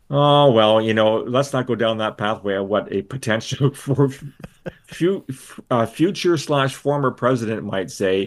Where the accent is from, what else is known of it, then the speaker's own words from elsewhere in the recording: London, Ontario, Canada; when I was a kid and growing up in London, Ontario